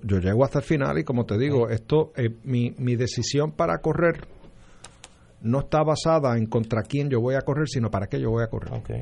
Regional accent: Trujillo Alto, Puerto Rico; also born or lived in Condado, San Juan; del hospital fui a Trujillo Alto a, Round Hills, donde viví mis primeros 27 años.

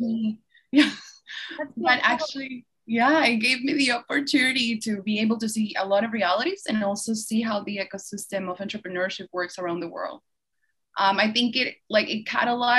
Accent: Peru; now in United States; I'm born and raised in Peru.

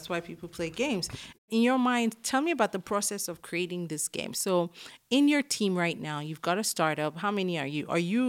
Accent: Ilorin, Kwara, Nigeria; I grew up in Ilorin, yeah.

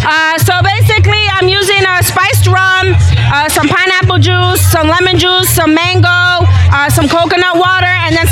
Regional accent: Northern Virginia, United States; now in Charlotte, United States; I'm from Virginia, Northern Virginia. I lived in the whole. I'm definitely a whole DMV chick. But I was like, nah, I'm in Charlotte now

